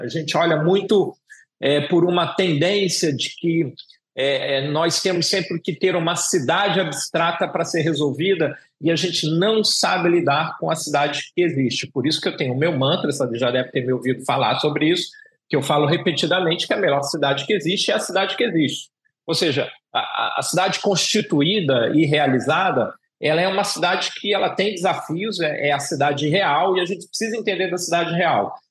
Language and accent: Portuguese; São Paulo, Brazil; moved away as an adult; also born or lived in Rio de Janeiro; eu sou nascido em São Paulo e vou para o Rio de Janeiro